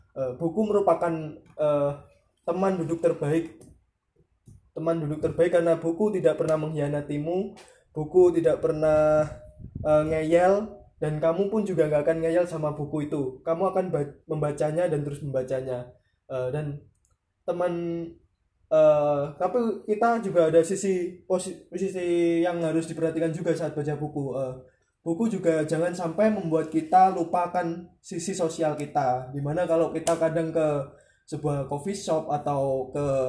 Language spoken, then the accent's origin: Indonesian; Nganjuk, East Java, Indonesia; kampung saya tepatnya di Nganjuk